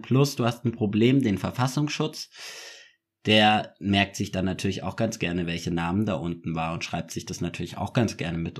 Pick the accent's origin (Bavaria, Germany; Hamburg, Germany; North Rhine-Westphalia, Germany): Bavaria, Germany; Munich; ich bin ja auch Münchner